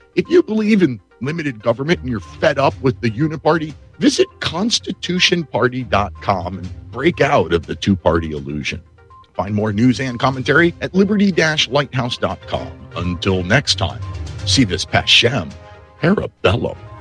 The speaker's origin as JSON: {"language": "English", "region": "Pennsylvania", "country": "United States", "said": "the Commonwealth of Pennsylvania, my home state"}